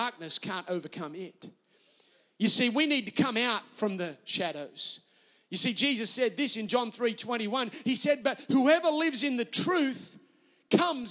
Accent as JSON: {"language": "English", "town": "Newcastle", "region": "New South Wales", "country": "Australia", "tie": "born or raised there", "accent": "Australian", "said": "Newcastle, my hometown."}